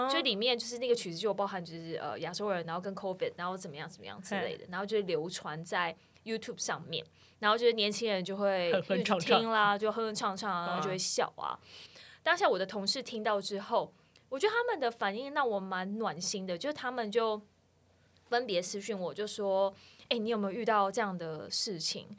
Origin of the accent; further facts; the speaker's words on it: Taiwan; now in Netherlands; 我是台湾人，怎么样？